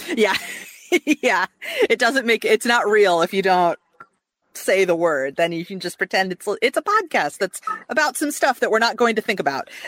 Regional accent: Midwest, United States; now in Atlanta, United States; I grew up in the Midwest

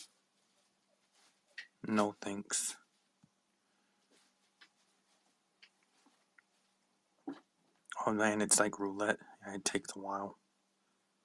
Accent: Palmdale, California, United States; I am from Palmdale, California

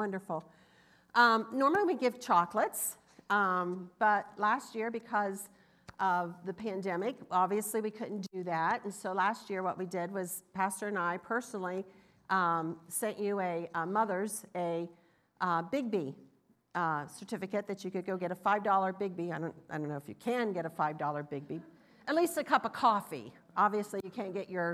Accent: the South, United States; I'm from the South, but you can hear the difference

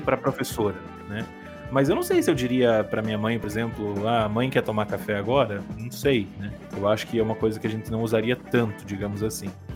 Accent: Brazil

